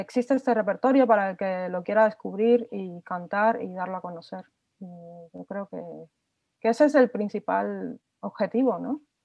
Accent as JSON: {"language": "Spanish", "country": "Cuba", "moved": "yes", "lives_now": "Spain", "said": "yo soy eh, cubana, compositora cubana"}